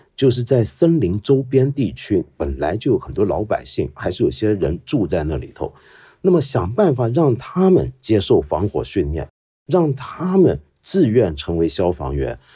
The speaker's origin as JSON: {"language": "Chinese", "country": "China", "said": "我们身为中国人"}